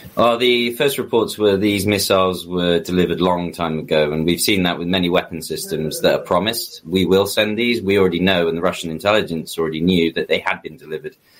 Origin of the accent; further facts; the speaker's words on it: United Kingdom; as a British citizen